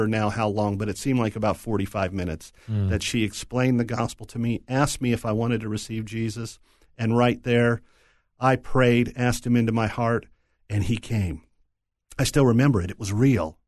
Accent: Tucson, Arizona, United States; also born or lived in Philadelphia, Pennsylvania; when I was 5 years old, moved over to Tucson, Arizona, cowboy land

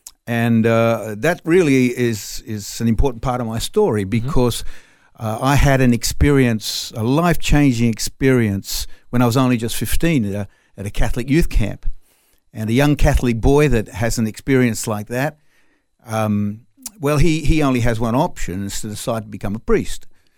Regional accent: Sydney, New South Wales, Australia; first language French; English is a second language; moved away as an adult; also born or lived in France / Reunion Island; Well, I'm actually Australian, but French as well. I was born in Australia, but to French parents. So I spoke French at home before I ever learned English at school.

